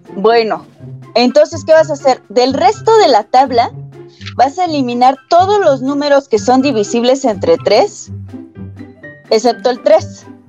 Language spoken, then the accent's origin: Spanish; State of Mexico, Mexico; como soy del Estado de México